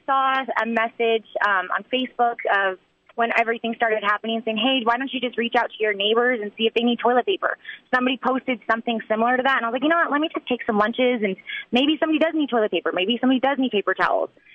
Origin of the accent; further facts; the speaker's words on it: Albuquerque, New Mexico, United States; I'm from Albuquerque, New Mexico. I went to Saint Pius, um, Saint Mary's in elementary and middle school. So, local grown girl